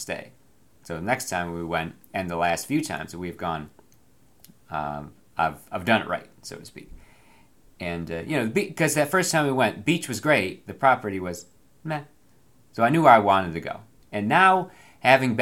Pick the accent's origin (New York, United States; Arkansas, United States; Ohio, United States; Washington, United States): New York, United States; Binghamton; moved away; I'm from Binghamton, a place that is flooded famously with the disastrous results, and catastrophic results, at least twice in the time that I lived there